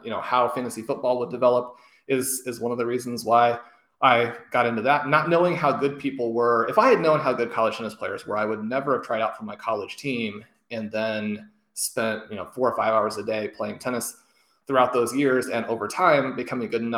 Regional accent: Kansas City, United States; Growing up in Kansas City and having had my parents attend KU

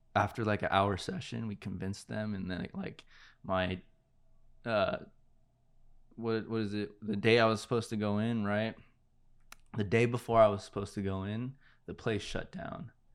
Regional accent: Santa Clarita, California, United States; also born or lived in Panorama City / La Brea area, Los Angeles; I really established, like, who I was in Santa Clarita.

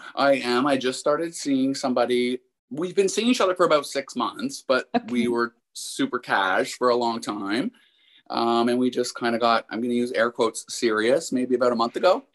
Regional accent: Windsor, Ontario, Canada; I'm actually from Windsor, which is just across the river from Detroit

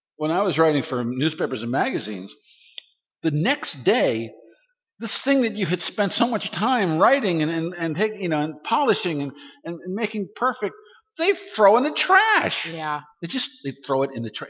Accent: Baltimore, Maryland, United States; I'm from Baltimore, Maryland

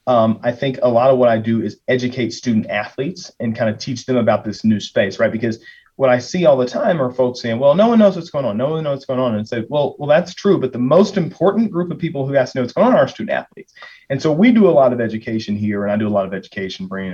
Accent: Lexington, Kentucky, United States; moved away as an adult; also born or lived in Auburn, Alabama / Nashville, Tennessee / New York City; now in Illinois, United States; I am originally from Lexington, Kentucky

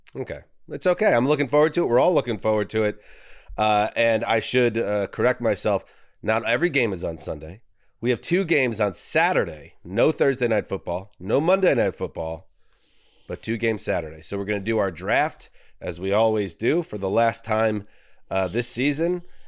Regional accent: New York, United States; I'm from New York

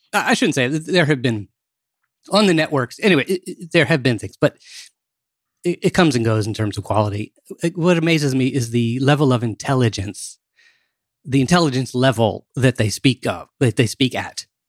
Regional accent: Maryland, United States; I grew up in Maryland

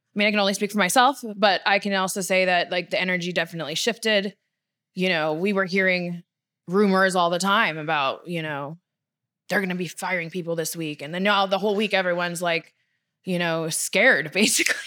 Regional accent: Victoria, British Columbia, Canada; moved away as an adult; also born or lived in Florida; now in Los Angeles, United States; I'm born and raised in Victoria

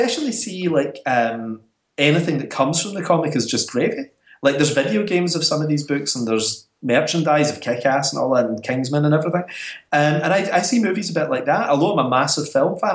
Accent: Scotland, United Kingdom; being Scottish

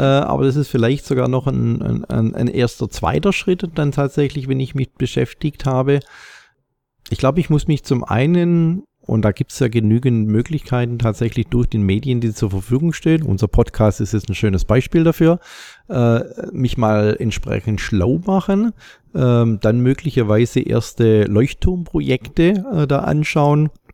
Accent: Stuttgart area, Baden-Württemberg, Germany; im Großraum Stuttgart, wo ich herkomme

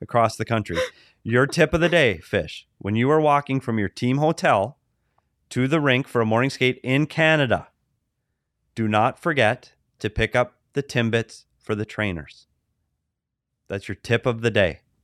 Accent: United States; I'm an American

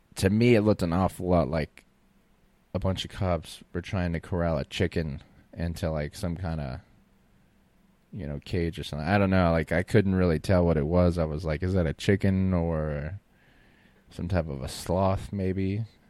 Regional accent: Florida, United States; moved away; also born or lived in New Orleans, Louisiana / Austin, Texas; I grew up in Florida

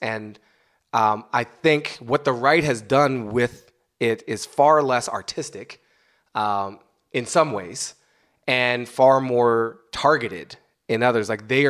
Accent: United States; I'm an American

